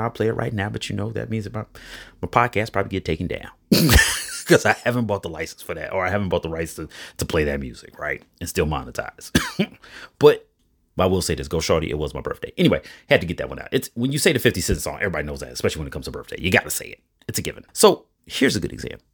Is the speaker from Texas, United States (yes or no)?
no; Chicago, Illinois, United States; I'm from Chicago.